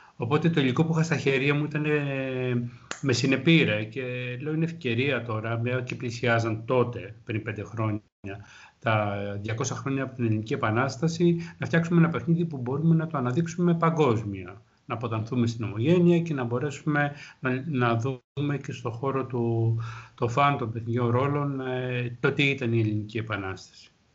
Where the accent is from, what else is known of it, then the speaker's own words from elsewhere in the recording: Greece; σαν Έλληνας